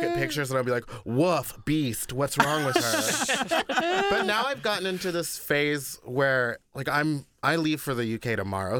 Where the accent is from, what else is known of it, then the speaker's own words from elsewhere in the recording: Texas, United States; moved away; I grew up in Texas with an all-white family